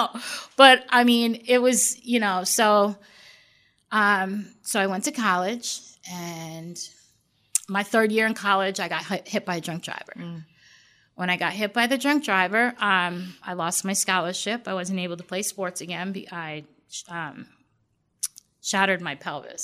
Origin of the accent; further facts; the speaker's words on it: Long Island, New York, United States; I grew up in New York. I grew up in Long Island, New York.